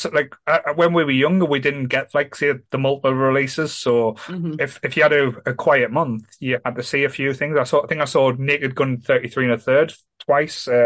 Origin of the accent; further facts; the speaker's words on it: Ryhope, North East England, United Kingdom; where I grew up in Ryhope was a bit rough